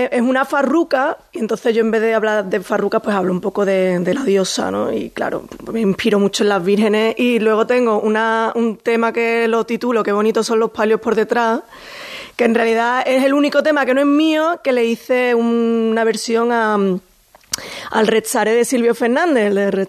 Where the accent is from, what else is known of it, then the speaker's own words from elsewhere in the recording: Seville, Andalusia, Spain; Soy absolutamente sevillana, pero soy muy internacional, he vivido en el extranjero, hablo con mucha fluidez